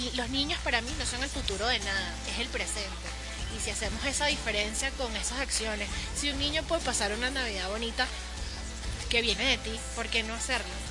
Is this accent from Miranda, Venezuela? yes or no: yes; Guatire, Miranda, Venezuela; also born or lived in Caracas; Guatir es mi pueblito